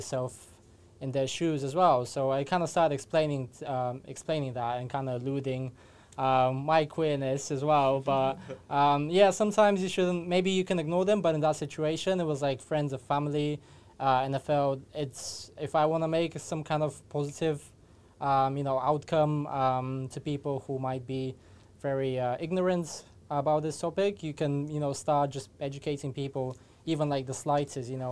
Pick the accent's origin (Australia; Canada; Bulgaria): Bulgaria; moved away; when I was back home, I'm from Bulgaria